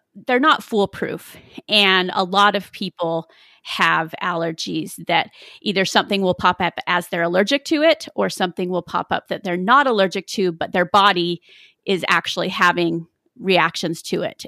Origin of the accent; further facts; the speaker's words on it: South Jordan, Utah, United States; I grew up in South Jordan, Utah.